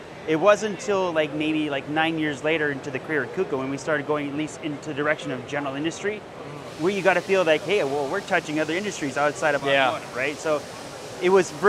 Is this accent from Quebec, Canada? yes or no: no; Northern Ontario, Canada; We grew up in Northern Ontario, Canada.